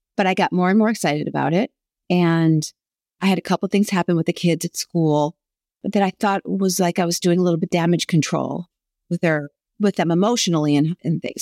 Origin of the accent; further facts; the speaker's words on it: Buffalo, New York, United States; now in Southern California, United States; I'm from Buffalo, New York